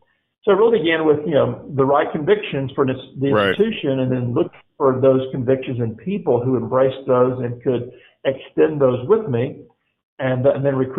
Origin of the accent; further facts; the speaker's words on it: Mobile, Alabama, United States; I grew up in Mobile, Alabama. I came to know the Lord my freshman year in college. I grew up in a Christian home in a Southern Baptist conservative church